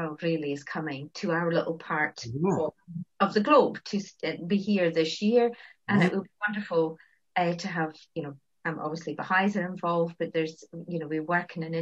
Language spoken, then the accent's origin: English; Elgin, Scotland, United Kingdom; my hometown, Elgin, is only about 5 or 6 miles from Findhorn